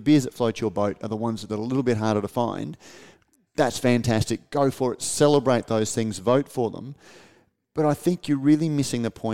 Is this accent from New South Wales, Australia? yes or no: no; Queensland, Australia; as a Queenslander